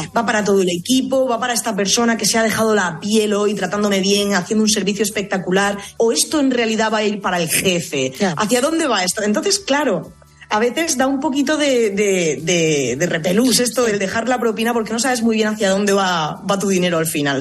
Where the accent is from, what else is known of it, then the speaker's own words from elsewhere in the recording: Murcia, Region of Murcia, Spain; also born or lived in United States; now in Madrid, Spain; Yo provengo de Murcia y en Murcia esto de dejar propina no existe